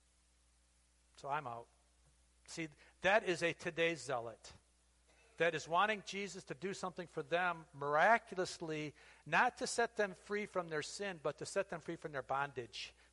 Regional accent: United States; being an American, a patriotic American

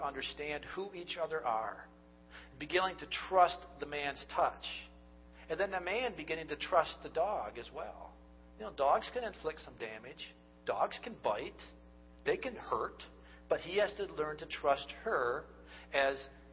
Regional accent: United States; we are the American culture

